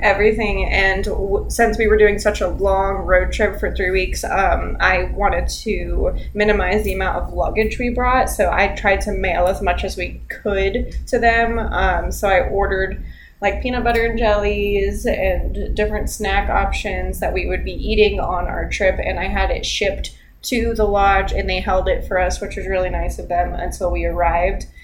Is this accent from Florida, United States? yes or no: yes; Florida, United States; we're from Florida